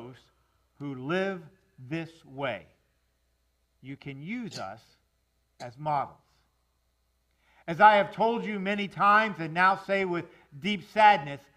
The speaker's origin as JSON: {"language": "English", "town": "Miami", "region": "Florida", "country": "United States", "tie": "born or raised there", "said": "I'm a South Florida boy. I mean, I grew up in Miami."}